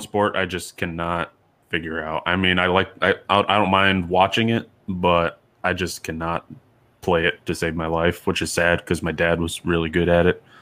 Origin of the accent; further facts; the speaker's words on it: Ohio, United States; moved away; I was born in Ohio